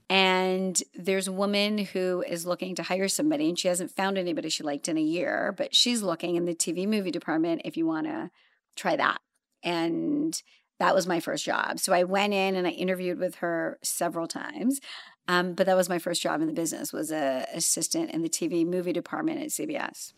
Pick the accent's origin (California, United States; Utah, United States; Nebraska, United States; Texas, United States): California, United States; Los Angeles; born or raised there; also born or lived in London / Zambia